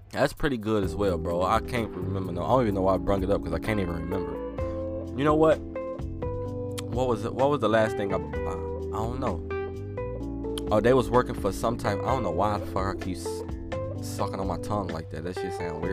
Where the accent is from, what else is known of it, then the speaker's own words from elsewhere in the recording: Chicago, Illinois, United States; I'm from Chicago